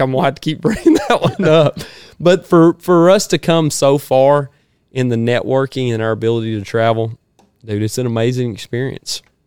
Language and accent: English; North Georgia, United States; Growing up in North Georgia